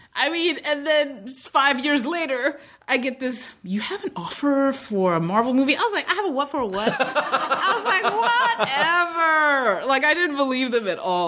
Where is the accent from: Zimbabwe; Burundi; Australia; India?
Zimbabwe; born or raised there; moved away; also born or lived in Iowa, United States / New York, United States